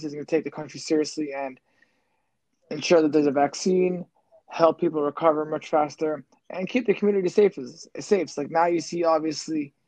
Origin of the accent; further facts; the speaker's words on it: Canada; we're Canadian